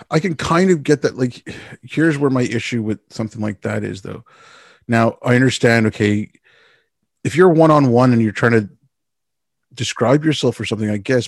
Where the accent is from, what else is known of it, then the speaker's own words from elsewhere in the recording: Canada; the only thing Canadians are proud of is that we're not Americans